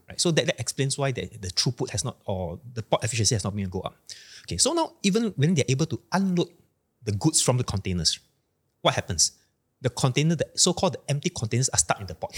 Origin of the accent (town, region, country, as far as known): Malaysia